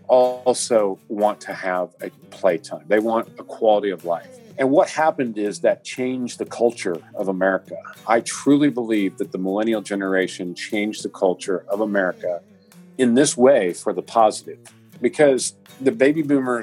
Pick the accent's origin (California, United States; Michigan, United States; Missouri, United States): Missouri, United States; Chillicothe; I'm physically at my hometown, which is Chillicothe, Missouri